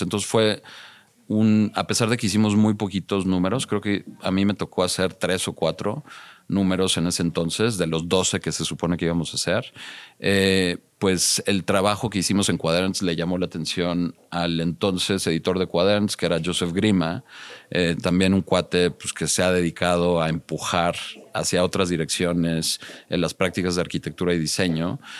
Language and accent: Spanish; Mexico City, Mexico; also born or lived in United States; Crecí en la Ciudad de México. Viví un tiempo en Estados Unidos de muy joven, de, de, cinco años, de cinco a diez años, pero sí, siempre estudié y, me formé en la Ciudad de México.